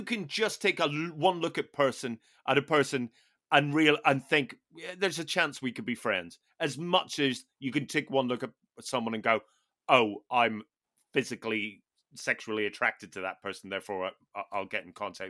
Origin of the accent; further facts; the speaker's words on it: Newtownards, Northern Ireland, United Kingdom; That's my hometown.